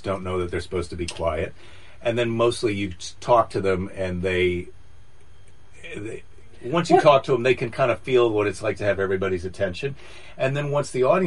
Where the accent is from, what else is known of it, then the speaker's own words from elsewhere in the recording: Iowa, United States; now in California, United States; I'm from Iowa